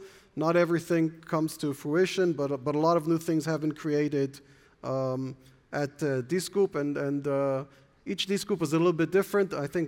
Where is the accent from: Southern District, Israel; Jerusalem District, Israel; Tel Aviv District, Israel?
Jerusalem District, Israel; Jerusalem; born there; I was born in Jerusalem. My parents were born in Berlin.